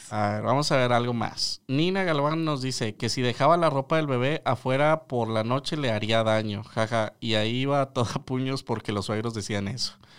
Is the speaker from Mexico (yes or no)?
yes; northern Mexico, Mexico; Como buen norteño